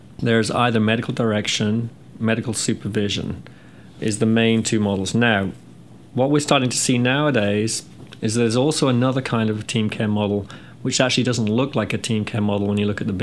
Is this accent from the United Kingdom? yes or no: yes; England, United Kingdom; moved away as an adult; also born or lived in California; now in North Carolina, United States; I'm from England, and I graduated from nursing school in the UK back in 86. Came to the US soon after